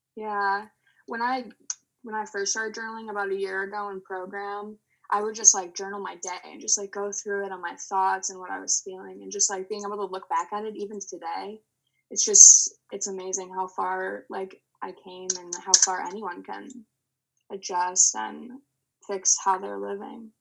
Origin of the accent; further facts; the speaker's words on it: Illinois, United States; I'm growing up in Illinois